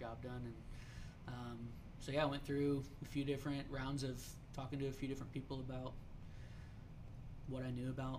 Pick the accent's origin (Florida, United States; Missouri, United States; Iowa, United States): Missouri, United States; Kansas City; growing up in Kansas City